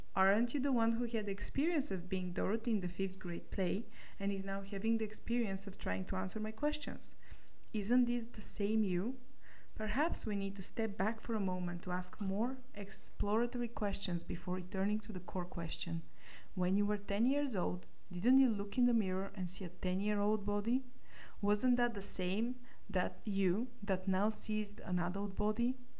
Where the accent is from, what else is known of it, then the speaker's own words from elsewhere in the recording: Sofia, Sofia City, Bulgaria; moved away as an adult; also born or lived in United Kingdom; I was born in Sofia, Bulgaria, and I lived here until the age of 19 when I went to the UK to study computer science